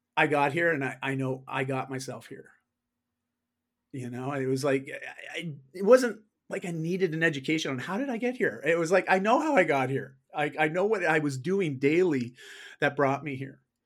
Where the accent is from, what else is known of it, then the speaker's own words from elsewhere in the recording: Canada; I am Canadian